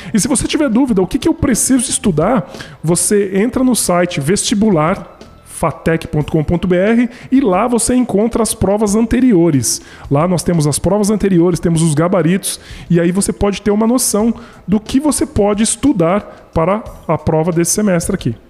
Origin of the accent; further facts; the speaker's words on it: Brazil; eu também sou brasileiro